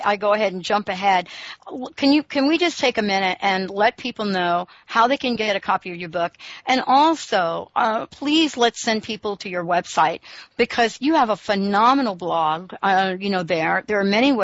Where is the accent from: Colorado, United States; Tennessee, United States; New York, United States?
New York, United States; also born or lived in New Jersey / Seattle, Washington; now in Washington, United States; I live in the state of Washington, but I grew up in New York and for most of my life lived in New Jersey.